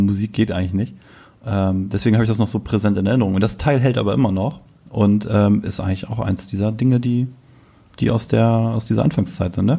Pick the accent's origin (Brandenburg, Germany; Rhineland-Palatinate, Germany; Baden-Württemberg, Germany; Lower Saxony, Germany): Lower Saxony, Germany; Selsingen; von meinem Heimatort, Grüße nach Selsingen im Landkreis Rotenburg